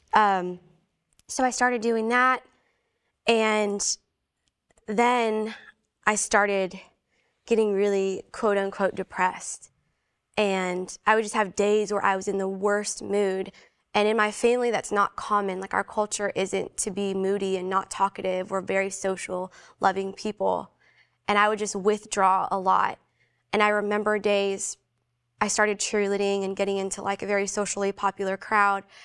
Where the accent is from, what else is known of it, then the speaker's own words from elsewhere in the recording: Philippines; I'm Filipino